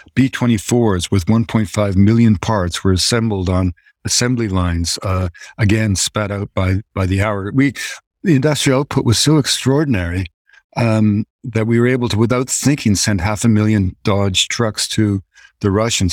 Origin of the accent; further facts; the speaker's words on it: Canada; As a Canadian